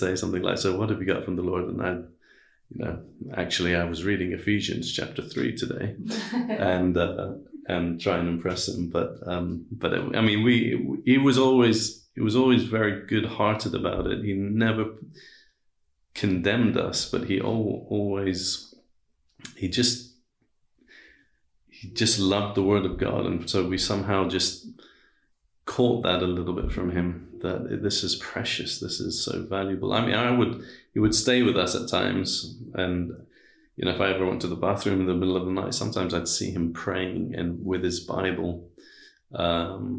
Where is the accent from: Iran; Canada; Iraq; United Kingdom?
Iran; I was born in Iran. My dad is Iranian. My mother's British